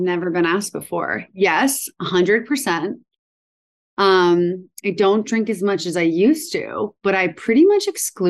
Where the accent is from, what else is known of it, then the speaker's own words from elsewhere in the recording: East Longmeadow, Massachusetts, United States; I'm from East Long Meadow, and which, you know, very close to Northampton, very different cultural environment.